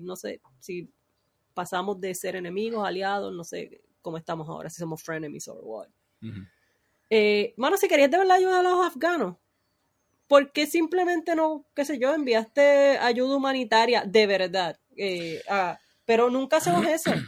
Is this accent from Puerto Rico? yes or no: yes; Puerto Rico; los puertorriqueños somos hispanos